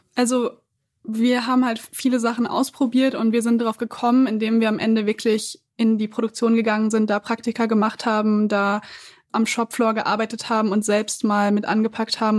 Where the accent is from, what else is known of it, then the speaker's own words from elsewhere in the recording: Siegen, North Rhine-Westphalia, Germany; now in Berlin, Germany; ich bin in Siegen aufgewachsen, eine Großstadt ungefähr 100.000 Einwohner